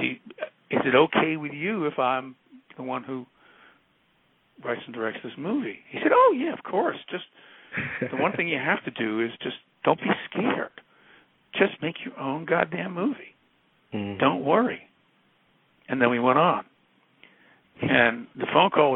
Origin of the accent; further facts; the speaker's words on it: New York, United States; I'm from New York